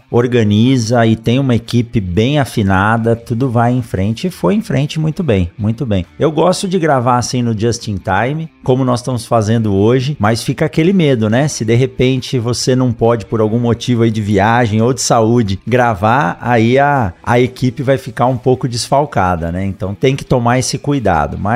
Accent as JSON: {"language": "Portuguese", "region": "Mato Grosso", "country": "Brazil", "said": "tô começando um podcast, sou aqui do Mato Grosso"}